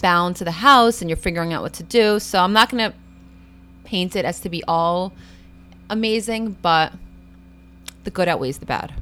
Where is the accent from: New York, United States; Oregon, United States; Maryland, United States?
New York, United States; New York City; also born or lived in Brooklyn; I grew up in Queens, so I grew up in a very similar environment, very, like, urban.